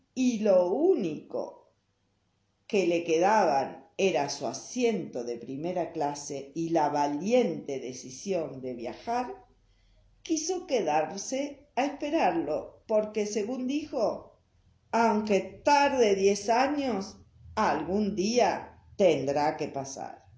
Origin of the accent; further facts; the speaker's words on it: Buenos Aires, Argentina; now in Salta, Argentina; Cuando era chica y vivía en Buenos Aires